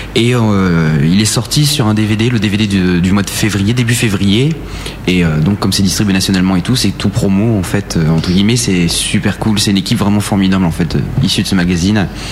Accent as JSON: {"language": "French", "area": "Aisne", "region": "Hauts-de-France", "country": "France", "said": "je suis de l'Aisne, donc une petite ville"}